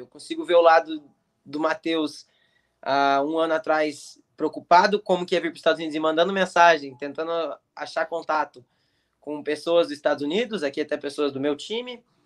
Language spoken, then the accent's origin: Portuguese; Curitiba, Paraná, Brazil; moved away as an adult; now in United States; comecei lá, fiz minha base, minha base de, de futebol inteira lá. É, fiquei lá dos meus 9 aos 15 anos